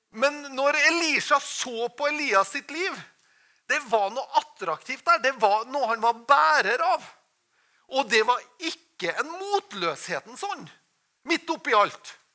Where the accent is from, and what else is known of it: Norway